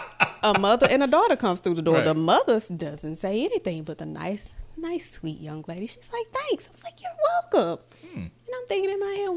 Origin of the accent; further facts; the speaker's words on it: Southwest Mississippi, United States; I was raised Southern. I am from Mississippi. Mm-hmm. I am from Southwest Mississippi.